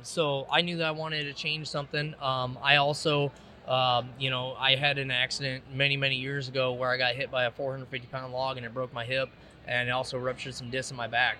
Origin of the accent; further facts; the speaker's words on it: Davenport, Iowa, United States; now in East Moline, United States; I grew up in Iowa. Uh, you know, Davenport